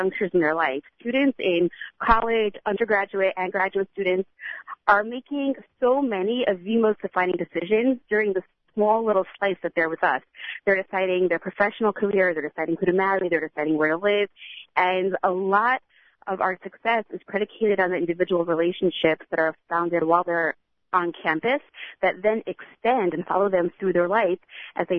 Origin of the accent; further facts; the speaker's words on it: Teaneck, New Jersey, United States; now in Los Angeles, United States; My husband and I are both from Teaneck, New Jersey.